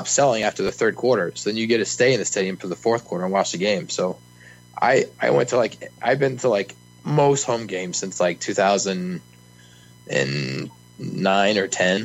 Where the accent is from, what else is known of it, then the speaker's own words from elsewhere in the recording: Lincoln, Nebraska, United States; Born and raised in Lincoln, Nebraska